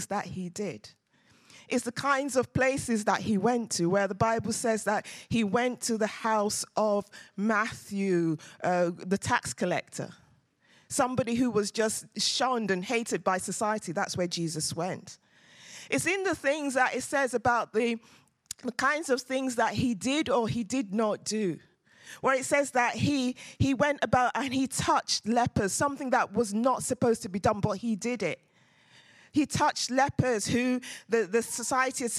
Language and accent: English; Nigeria; now in London, United Kingdom; we're Nigerians